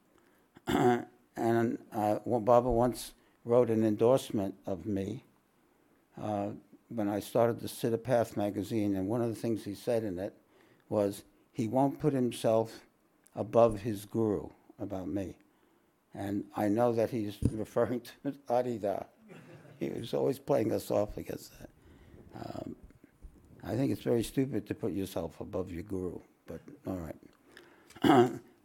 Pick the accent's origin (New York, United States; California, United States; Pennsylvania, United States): New York, United States; now in Australia; we're both from New York